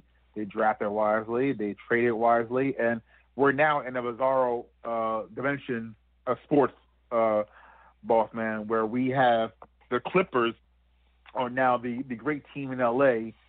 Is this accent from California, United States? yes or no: no; Montclair, New Jersey, United States; my hometown here in New Jersey, in Montclair, New Jersey.